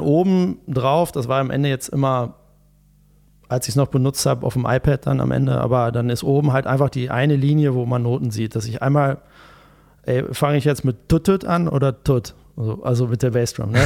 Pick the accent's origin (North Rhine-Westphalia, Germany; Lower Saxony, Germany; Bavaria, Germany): North Rhine-Westphalia, Germany; Gütersloh; also born or lived in Bielefeld; also ich bin in Bielefeld geboren, aber ähm, eigentlich ja aus, aus Gütersloh.